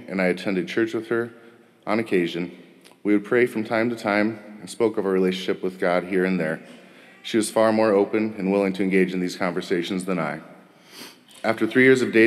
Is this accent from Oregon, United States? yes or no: no; Wisconsin, United States; also born or lived in Texas; I was raised going to church until I was 6 when we moved from Texas to Wisconsin